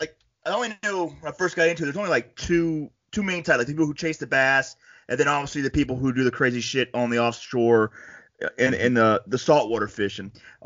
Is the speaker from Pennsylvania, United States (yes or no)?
no; Panama City, Florida, United States; I grew up in Panama City, Florida